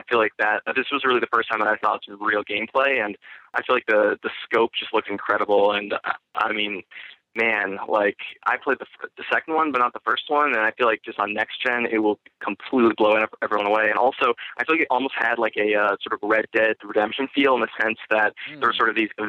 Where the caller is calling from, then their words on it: Keene, New Hampshire, United States; from Keene, New Hampshire.